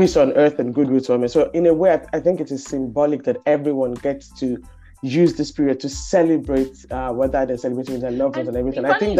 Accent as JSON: {"language": "English", "country": "Nigeria", "tie": "born or raised there", "moved": "as an adult", "lives_now": "Sweden", "said": "growing up in Nigeria, Christmas was very much about Christ, right? We go to church, we had the carols, we did all of those things."}